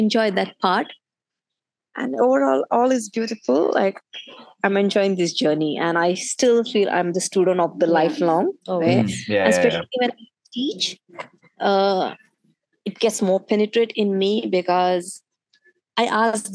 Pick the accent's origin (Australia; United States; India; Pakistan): India; being in Indian, born in India